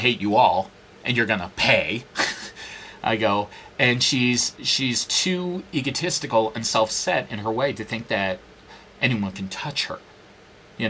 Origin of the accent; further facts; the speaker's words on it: New York, United States; now in Phoenix, United States; I'm from New York. It's a great place.